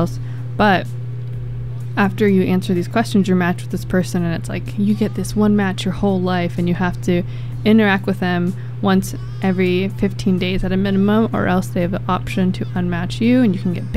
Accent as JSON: {"language": "English", "town": "Belmont", "region": "California", "country": "United States", "tie": "born or raised there", "said": "where I grew up in California in the Bay Area"}